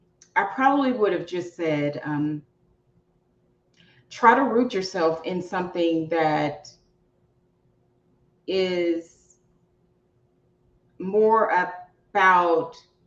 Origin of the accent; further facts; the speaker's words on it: the South, United States; You know, I'm from the South, like